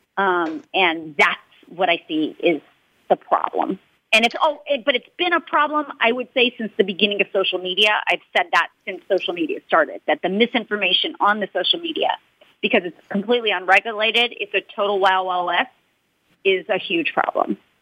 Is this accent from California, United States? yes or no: yes; Los Angeles, California, United States; I'm from Los Angeles, so I'm home.